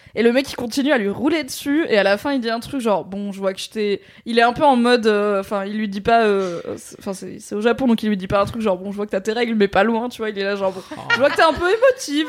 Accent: Valence, Auvergne-Rhône-Alpes, France; la médiathèque de là où j'ai grandi, à Valence, dans la Drôme.

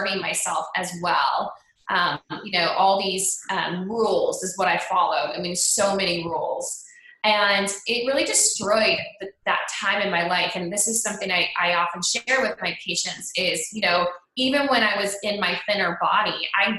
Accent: Cleveland, Ohio, United States; I grew up in Cleveland, Ohio

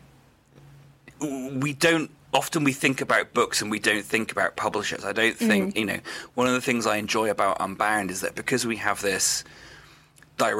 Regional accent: Wales, United Kingdom; I grew up in Wales. I'm a Welsh person

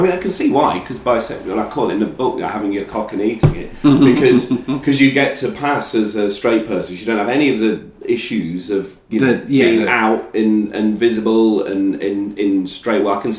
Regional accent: England, United Kingdom; trying to deal with things that I'd not properly dealt with through being English.

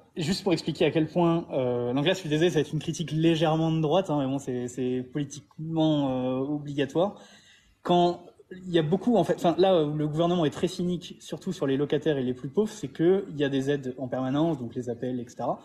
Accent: France; moved away as an adult; also born or lived in Montpellier; now in Thailand; en tant que Français

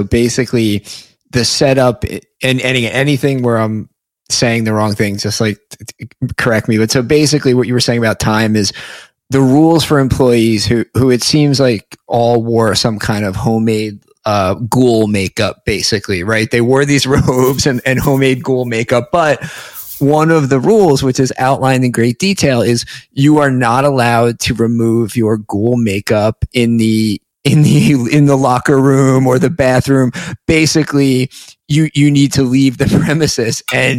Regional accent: Essex County, New Jersey, United States; I grew up in Essex.

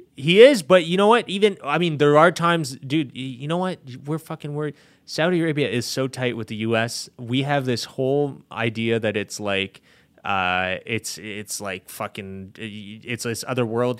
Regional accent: Canada; being Canadian

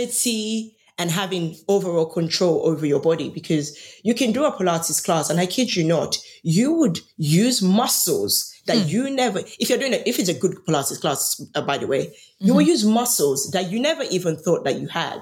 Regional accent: Nigeria; moved away; I grew up in Nigeria

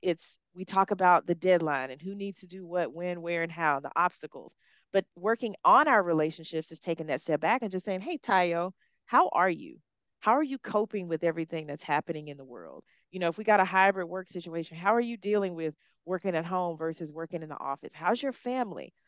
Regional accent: Hueytown, Alabama, United States; accent: Southern; moved away as an adult; also born or lived in Africa; I grew up in Hueytown, Alabama. It's a suburb of Birmingham.

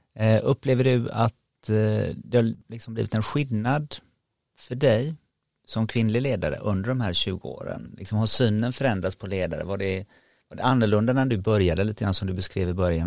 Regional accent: Sweden; som svensk

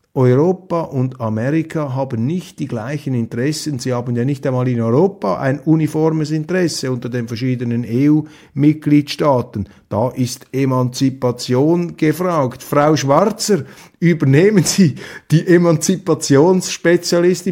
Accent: Switzerland; als Schweizer

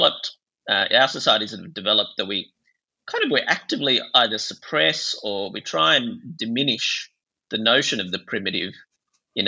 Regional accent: Bangladesh; moved away; I grew up in Bangladesh and it was very much a shame-based culture

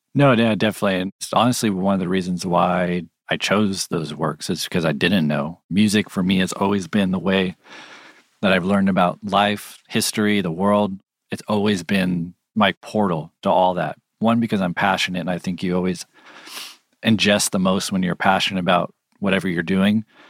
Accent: California, United States; I'm from California

